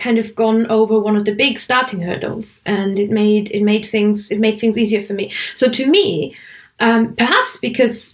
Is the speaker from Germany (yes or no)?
yes; Germany; first language German; English is a second language; now in England; I come from a native language background where my language has a lot of speaking and spelling consistencies. It's not like English where, you know, you say a word, you've got no idea how it's spelled. In German